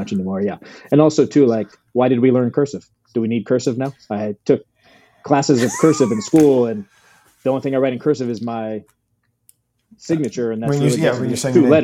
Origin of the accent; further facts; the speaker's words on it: Virginia, United States; now in Los Angeles, United States; I grew up in Virginia, right outside Washington, D.C.